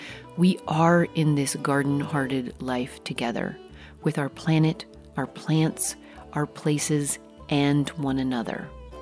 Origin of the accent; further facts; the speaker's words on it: Colorado, United States; now in Northern California, United States; the mixed ponderosa pine forest at elevation where I grew up in Colorado.